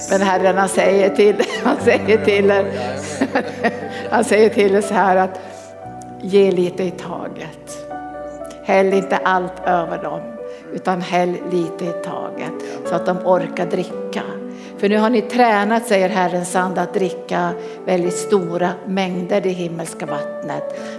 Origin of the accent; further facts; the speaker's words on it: Örebro, Örebro County, Sweden; Eh, jag kommer från Örebro.